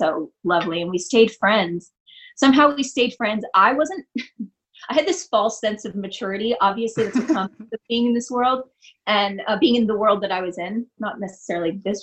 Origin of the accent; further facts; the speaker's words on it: outside Los Angeles, California, United States; also born or lived in Detroit, Michigan; I grew up outside of LA. I grew up first in Vista, and then, which is kind of a San Diego-y neighborhood, and then out toward San Bernardino, Riverside area